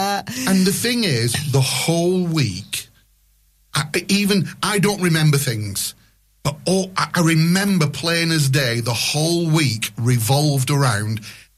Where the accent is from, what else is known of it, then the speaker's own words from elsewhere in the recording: Lane Bottom, North West England, United Kingdom; So when you and I were growing up in Lane Bottom Village.